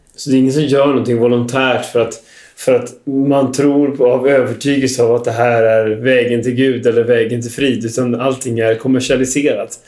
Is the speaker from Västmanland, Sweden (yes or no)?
no; Västergötland, Västra Götaland, Sweden; jag är själv från Västergötland